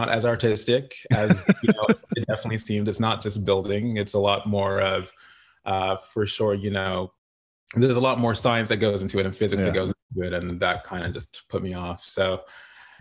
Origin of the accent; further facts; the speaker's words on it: Toronto, Ontario, Canada; born and raised in Toronto, Ontario, Canada.